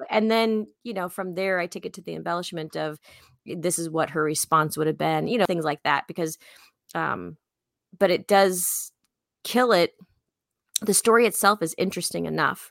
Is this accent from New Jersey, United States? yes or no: no; Chicago, Illinois, United States; I'm from Chicago, so I just talk really fast